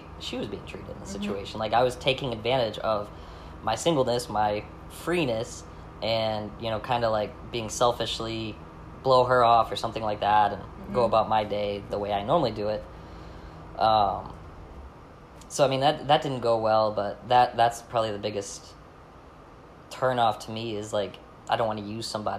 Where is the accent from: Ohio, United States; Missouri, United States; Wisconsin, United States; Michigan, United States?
Michigan, United States; I'm from Michigan